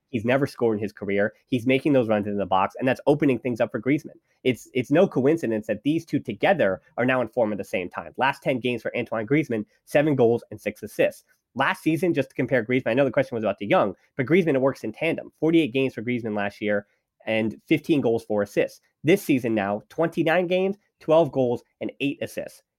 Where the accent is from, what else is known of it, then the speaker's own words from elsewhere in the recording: United States; I'm an American